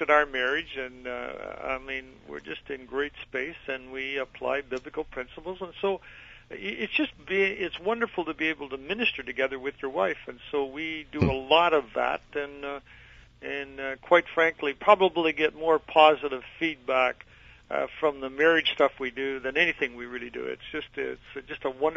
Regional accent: Lucknow, Ontario, Canada; born or raised there; moved away

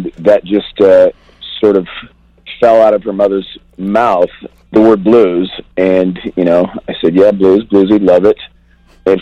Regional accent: Seattle, Washington, United States; moved away; also born or lived in Los Angeles; I grew up in Seattle in the days of that whole thing coming up

